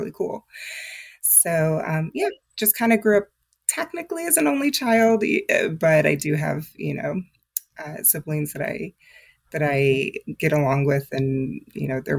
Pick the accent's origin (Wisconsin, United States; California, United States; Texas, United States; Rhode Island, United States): Texas, United States; moved away as an adult; now in Atlanta, Georgia, United States; I'm originally from Texas